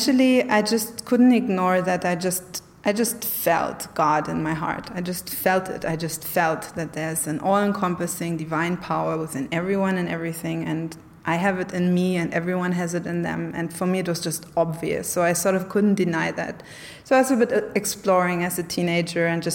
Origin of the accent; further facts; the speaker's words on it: Germany; I grew up in communist Germany for the first part of my childhood.